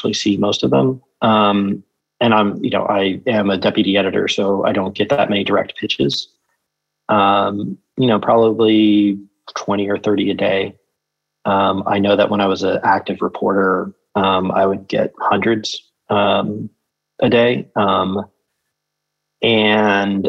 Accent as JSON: {"language": "English", "town": "Tulsa", "region": "Oklahoma", "country": "United States", "tie": "born or raised there", "said": "I grew up in Tulsa, Oklahoma"}